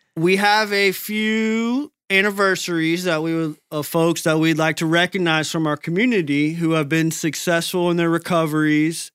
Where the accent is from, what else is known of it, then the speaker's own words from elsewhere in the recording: Tampa Bay, Florida, United States; My hometown team, the Tampa Bay Rays